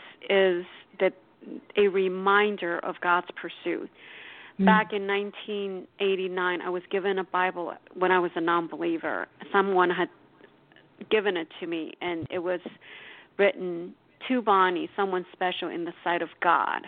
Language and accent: English; Taiwan; moved away; I was born and raised in Taiwan